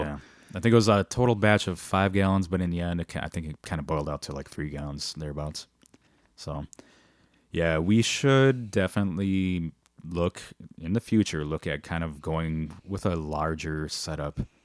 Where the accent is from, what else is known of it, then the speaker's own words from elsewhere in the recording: Milwaukee, Wisconsin, United States; being born and raised in Milwaukee, Wisconsin, both of us